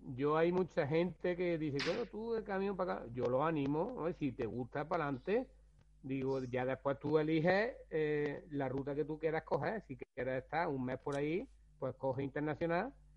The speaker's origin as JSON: {"language": "Spanish", "town": "Rute", "region": "Andalusia", "country": "Spain", "said": "yo soy de Rute"}